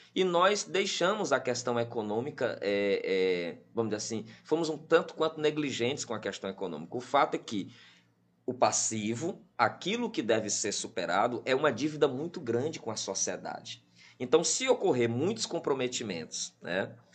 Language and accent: Portuguese; Piauí, Brazil; eu tive como piauiense nato